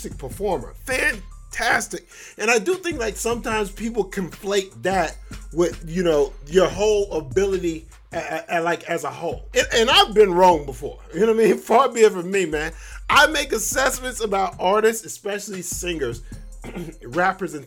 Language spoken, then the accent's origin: English; Florida, United States; I grew up in Florida. I've been around Florida. I live in Florida now